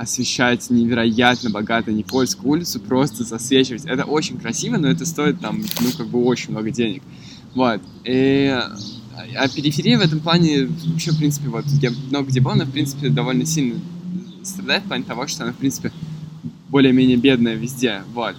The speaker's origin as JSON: {"language": "Russian", "region": "Moscow", "country": "Russia", "tie": "born or raised there", "also_born_or_lived": "Yalta", "said": "Я родился и вырос в Москве, и мне, конечно, как жителю Москвы, очень равнинного города"}